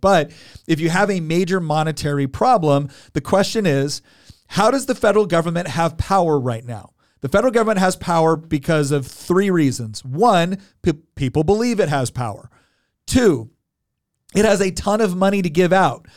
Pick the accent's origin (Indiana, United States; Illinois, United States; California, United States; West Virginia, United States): California, United States; now in Virginia, United States; I'm originally from California too